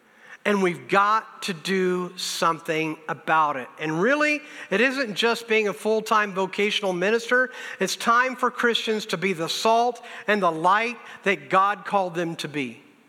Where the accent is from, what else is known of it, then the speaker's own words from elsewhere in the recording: Mississippi, United States; born there; also born or lived in Indiana / Wisconsin; I was saved in Newcastle, Indiana, the Midwest, people often would say. I was born in Mississippi, went back to school, grad school down in the South, went to Bible college in Wisconsin.